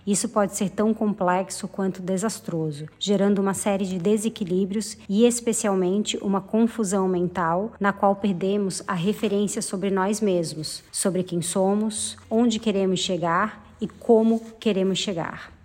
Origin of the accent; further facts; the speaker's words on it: Florianópolis, Santa Catarina, Brazil; sou de Florianópolis